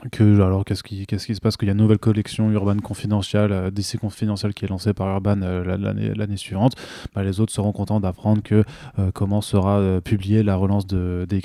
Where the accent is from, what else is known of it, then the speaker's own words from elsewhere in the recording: France; en tant que Français